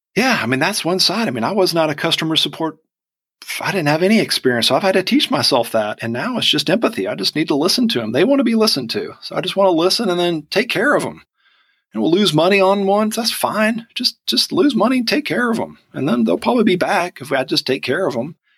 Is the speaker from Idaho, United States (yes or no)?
no; Georgia, United States; accent: Southern; also born or lived in Vidalia, Georgia / Atlanta, Georgia